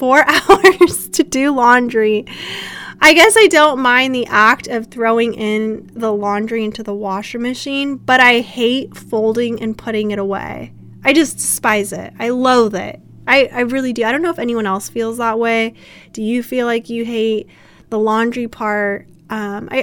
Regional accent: United States; accent: American; back to my American accent.

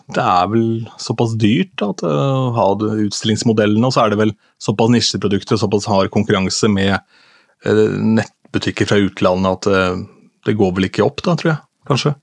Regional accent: Askim, Østfold, Norway; hjemme i Askim, der jeg kommer fra

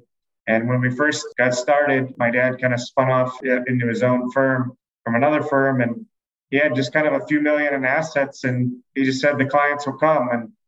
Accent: Hudson, Ohio, United States; moved away as an adult; now in Chicago, United States; I grew up in Hudson, Ohio on the east side of Cleveland

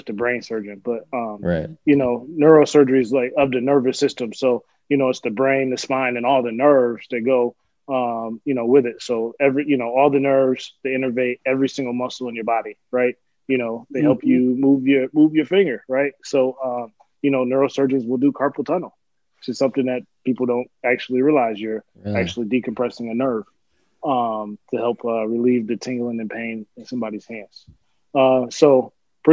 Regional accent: West Michigan, United States; moved away as an adult; also born or lived in Albion, Michigan; now in Rochester, United States; I originally grew up in Michigan. So born and raised in Michigan. Spent most of my life in West Michigan

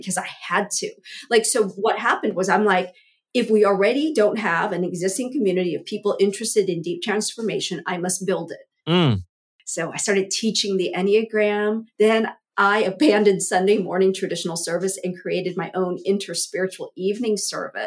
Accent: Southern California, United States; also born or lived in Vietnam; I was born in Vietnam, fled here with my family as a toddler, as an infant, essentially, and grew up as basically, we were like the only Asian family in a very white Southern California town

